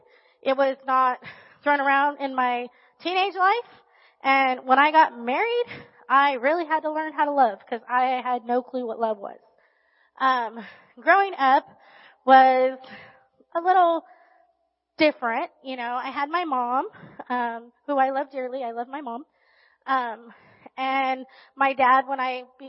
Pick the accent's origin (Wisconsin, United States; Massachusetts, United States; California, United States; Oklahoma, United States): California, United States; Riverside; also born or lived in Barstow, California; And then when I was in third grade, we moved to Riverside.